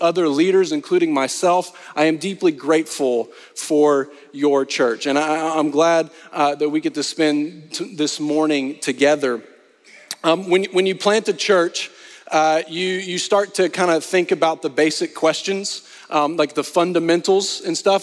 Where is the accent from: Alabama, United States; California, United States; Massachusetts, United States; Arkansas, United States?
Arkansas, United States; also born or lived in Texas; now in Austin, United States; I am originally from Arkansas